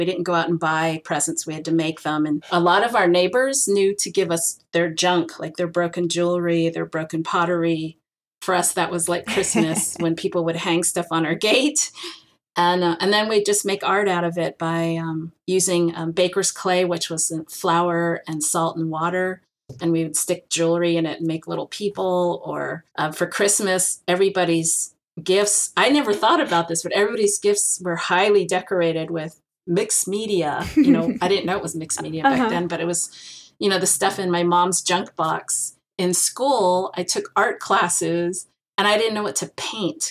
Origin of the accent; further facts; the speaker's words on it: San Francisco, California, United States; I am Chinese American, fourth generation San Franciscan. Although I don't live in San Francisco anymore, I can't afford it. I live close